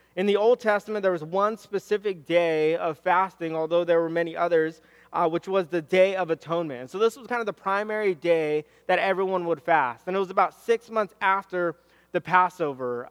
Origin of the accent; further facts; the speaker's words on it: Southern California, United States; I'm from SoCal